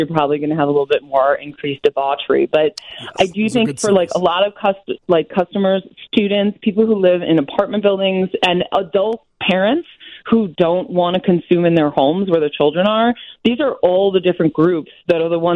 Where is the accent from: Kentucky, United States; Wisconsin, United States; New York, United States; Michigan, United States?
Wisconsin, United States; I'm from Wisconsin